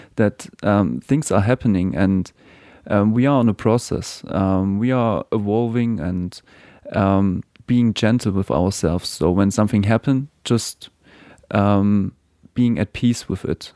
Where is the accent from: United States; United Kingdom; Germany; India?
Germany; moved away as an adult; now in New Zealand; I was born in Germany